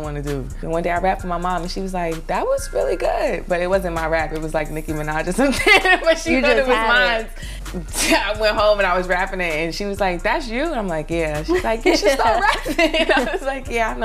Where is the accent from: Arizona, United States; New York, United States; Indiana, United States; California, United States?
New York, United States; New York City; born or raised there; also born or lived in North Carolina